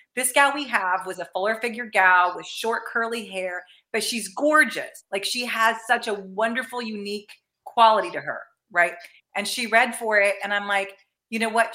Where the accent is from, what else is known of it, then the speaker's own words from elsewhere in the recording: Danville, Illinois, United States; also born or lived in St. Louis, Missouri; now in Los Angeles, United States; dick van dyke earlier being from my hometown